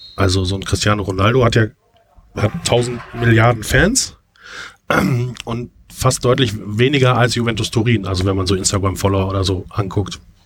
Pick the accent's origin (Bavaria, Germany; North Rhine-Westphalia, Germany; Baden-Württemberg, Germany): North Rhine-Westphalia, Germany; Bottrop; in meiner Heimatstadt Bottrop